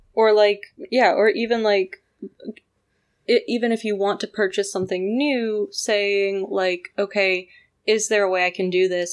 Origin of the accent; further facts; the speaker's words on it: Canada; I grew up in Canada